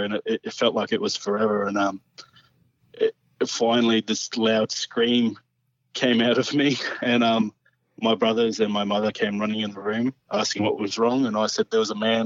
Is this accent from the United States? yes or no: no; Australia; now in Central Queensland, Australia; I grew up in the Black Hawk Range